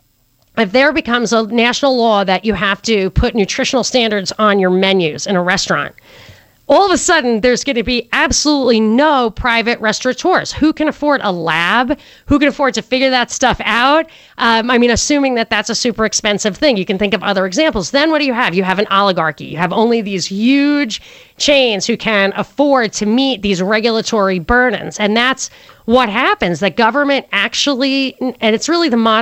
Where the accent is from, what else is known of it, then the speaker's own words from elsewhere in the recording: New York, United States; I'm from New York.